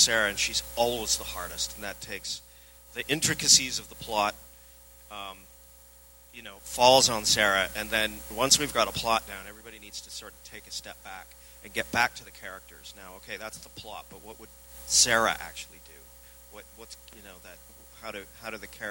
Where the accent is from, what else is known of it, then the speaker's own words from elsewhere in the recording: Vancouver, British Columbia, Canada; I'm from Vancouver